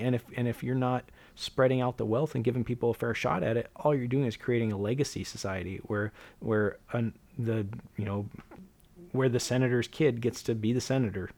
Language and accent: English; Alaska, United States; I grew up in Alaska